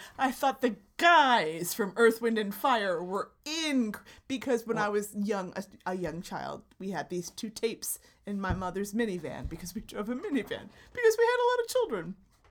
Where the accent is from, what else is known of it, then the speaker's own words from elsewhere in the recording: New Jersey, United States; I'm from the Taylor ham half of Jersey